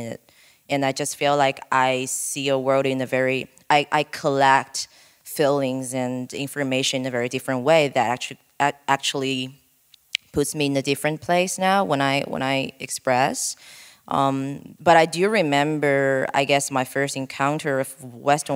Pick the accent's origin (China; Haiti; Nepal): China; Guiyang, Guizhou; moved away; monkeys in my hometown